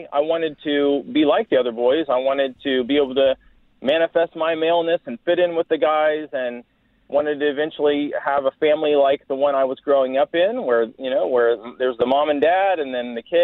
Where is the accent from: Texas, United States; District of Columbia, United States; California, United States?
Texas, United States; Dallas; I'm a Texan. I was raised in the Dallas area, different places around Texas mostly